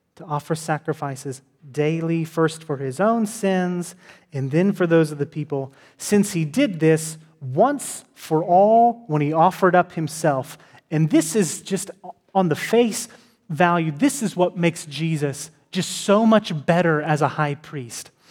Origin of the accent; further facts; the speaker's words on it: Texas, United States; I'm from Texas.